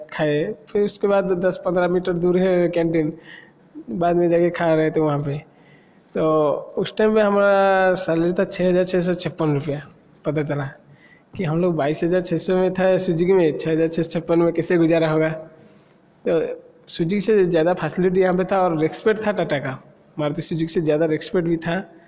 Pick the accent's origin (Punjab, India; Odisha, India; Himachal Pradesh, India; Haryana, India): Odisha, India; Cuttack; also born or lived in Dhenkanal; मैं कटक का रहने वाला हूँ